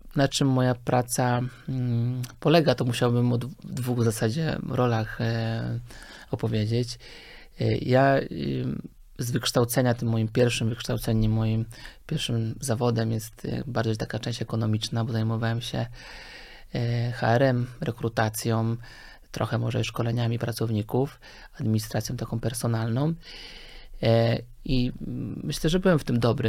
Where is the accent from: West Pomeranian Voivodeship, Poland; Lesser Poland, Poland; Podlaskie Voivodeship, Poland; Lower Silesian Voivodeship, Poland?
Lower Silesian Voivodeship, Poland; moved away as an adult; also born or lived in Wrocław; now in Warsaw, Poland; jestem generalnie z Dolnego Śląska